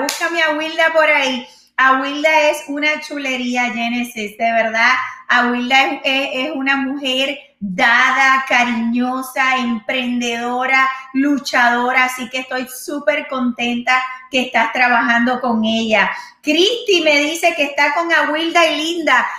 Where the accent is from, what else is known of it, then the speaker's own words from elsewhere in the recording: Puerto Rico; moved away; yo soy puertorriqueña